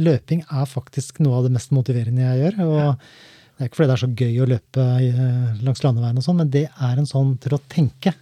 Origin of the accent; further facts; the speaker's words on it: Skien, Telemark, Norway; Jeg er jo fra Gulset